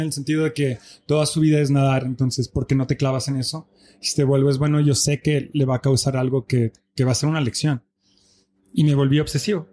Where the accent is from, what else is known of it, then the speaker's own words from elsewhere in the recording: Belgium; first language French; Spanish is a second language; moved away as an adult; now in Mexico City, Mexico; Mi mamá es mexicana, nací en Bélgica, me crié allá